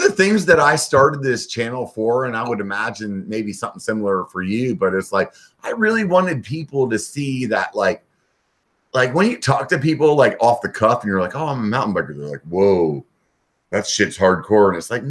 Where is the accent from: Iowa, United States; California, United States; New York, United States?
California, United States; also born or lived in Pennsylvania; I'm like, oh, I'm from California. And then they're like, oh, I hate California. I'm like, yeah, but I was born in Pennsylvania.